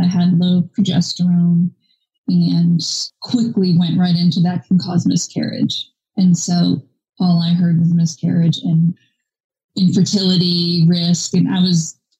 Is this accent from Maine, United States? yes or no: yes; Maine, United States; now in Georgia, United States; I am currently in Georgia. I'm originally from Maine.